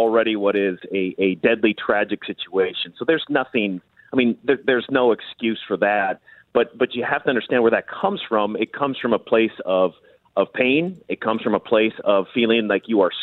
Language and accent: English; Minnesota, United States; I grew up here in Minnesota